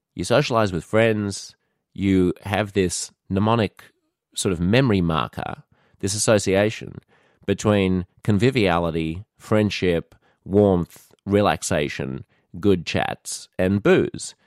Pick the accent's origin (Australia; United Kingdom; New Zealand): Australia; moved away as an adult; also born or lived in New York City; being an Australian, it's woven into the fabric of our lives here.